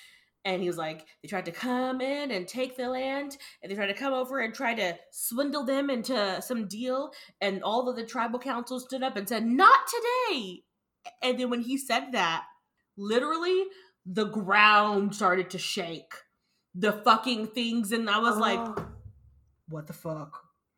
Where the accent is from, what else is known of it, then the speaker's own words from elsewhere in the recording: Texas, United States; I'm a Texan! Some, like, screams in Texan, like, no!